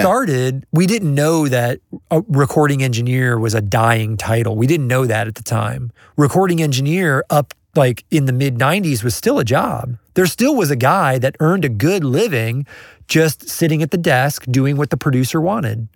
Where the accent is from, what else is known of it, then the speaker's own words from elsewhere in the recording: Kansas City, United States; I'm from Kansas City